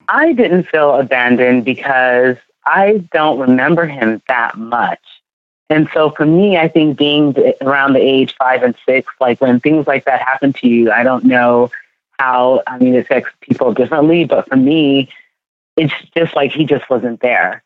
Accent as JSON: {"language": "English", "region": "California", "country": "United States", "tie": "born or raised there", "also_born_or_lived": "Ghana", "lives_now": "New York, United States"}